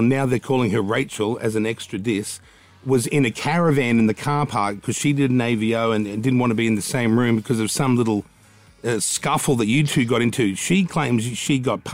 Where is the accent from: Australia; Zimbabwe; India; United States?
Australia; me being Australian